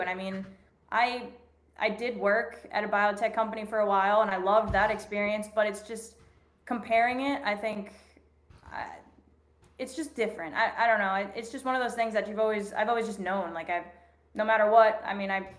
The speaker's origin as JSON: {"language": "English", "town": "Boston", "region": "Massachusetts", "country": "United States", "also_born_or_lived": "Arizona / Florida / Indiana", "said": "I'm from Boston. I've lived all over the place, lived in Arizona, Florida, Indiana, you know, just a little bit of everywhere, DC for a little bit"}